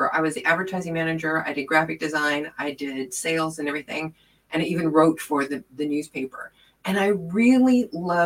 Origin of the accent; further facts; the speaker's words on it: Wichita, Kansas, United States; moved away as an adult; I was born in Wichita, Kansas, and lived there until I was 46 years old